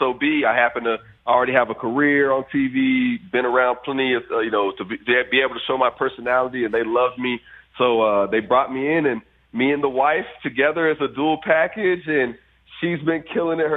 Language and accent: English; Fort Myers, Florida, United States; my hometown of Fort Myers